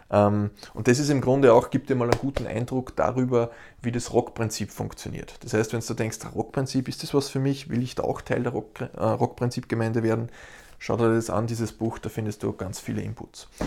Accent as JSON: {"language": "German", "country": "Austria", "said": "Ich als Österreicher will beispielsweise nach Hamburg fliegen."}